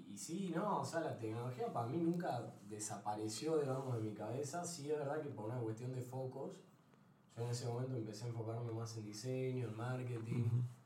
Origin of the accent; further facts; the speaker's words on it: Salta, Argentina; moved away as an adult; also born or lived in Buenos Aires / Mendoza; yo era el único pibe de Salta que estaba metido en la movida, tipo 15 años aprendiendo Visual Basic